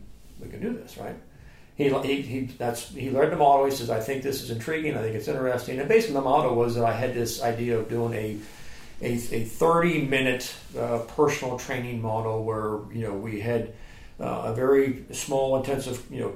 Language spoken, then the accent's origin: English; Youngstown, Ohio, United States; moved away as an adult; now in Charleston, United States; I grew up in Ohio and moved from Youngstown, Ohio